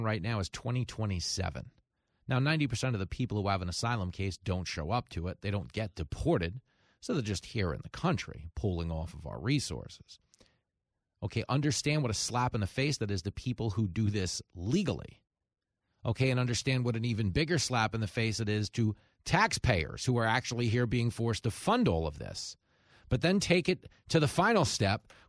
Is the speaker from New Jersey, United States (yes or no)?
no; Levittown, New York, United States; I grew up in Levittown around a bunch of old men